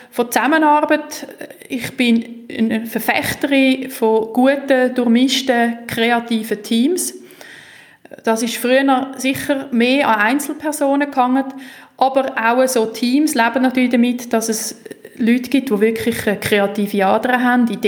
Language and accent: German; Switzerland; Und die Kombination von Bodenständigkeit, Tradition, aber doch Weltoffenheit, wo wir müssen haben als Schweizer, weil wir sind ja wirklich schnell im Ausland, wenn wir von daheim anfangen losfahren